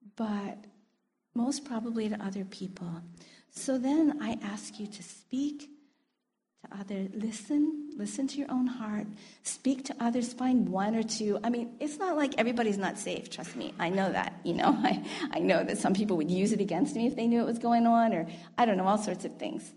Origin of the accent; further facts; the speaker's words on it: United States; moved away; I'm American